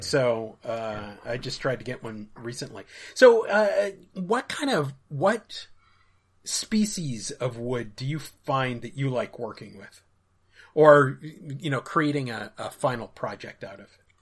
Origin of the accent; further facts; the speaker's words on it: Minneapolis, Minnesota, United States; moved away; Minneapolis, where I grew up, was on the forty-fifth